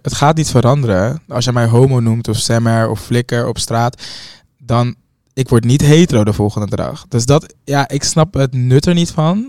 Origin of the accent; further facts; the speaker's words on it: Hoofddorp, North Holland, Netherlands; een hoofddorp ook ben, waar echt gewoon mijn eh, geboorte, nou, geboorteplek, waar ik ben opgegroeid